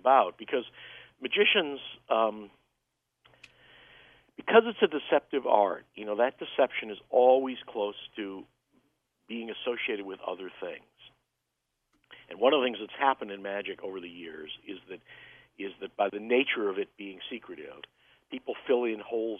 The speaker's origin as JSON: {"language": "English", "town": "Chicago", "region": "Illinois", "country": "United States", "tie": "born or raised there", "said": "I grew up in Chicago"}